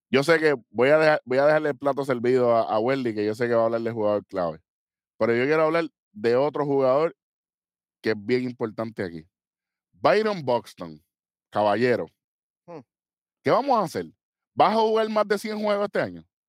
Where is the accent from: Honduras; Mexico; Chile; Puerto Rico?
Puerto Rico; somos puertorriqueños.